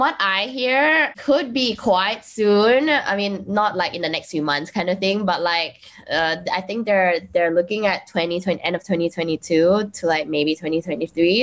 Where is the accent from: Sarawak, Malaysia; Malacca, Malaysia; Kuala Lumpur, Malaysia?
Sarawak, Malaysia; Kuching; I'm from Kuching